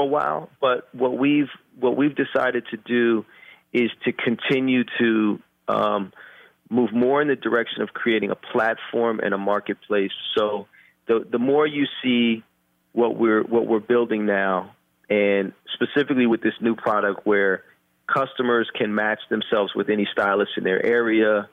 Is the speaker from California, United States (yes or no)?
yes; Oakland, California, United States; also born or lived in Japan; I was born and raised in Oakland